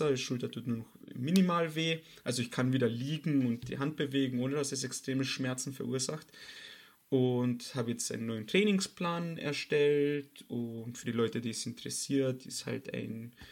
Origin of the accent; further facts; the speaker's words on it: Austria; weil leider Gottes nach dem letzten Lockdown bei uns in Österreich habe ich es geschafft